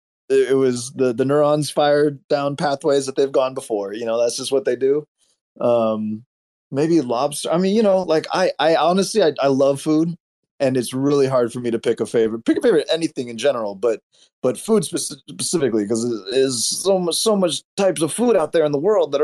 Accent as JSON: {"language": "English", "town": "Medford", "region": "Oregon", "country": "United States", "tie": "born or raised there", "said": "this exposes like what it was like growing up in Medford, Oregon. We did a lot of dumb shit because it was a small town with nothing to do."}